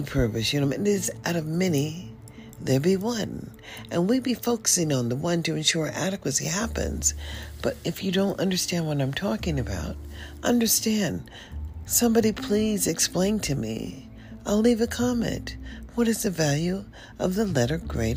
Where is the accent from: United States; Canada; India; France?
United States; I'm African American